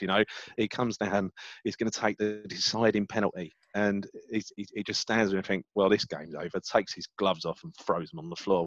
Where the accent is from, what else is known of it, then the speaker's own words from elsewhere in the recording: London, United Kingdom; also born or lived in Hackney; I'm from the East End. I, yeah. I've, i grew up, you know, born in Hackney, raised in Stepney and Mile End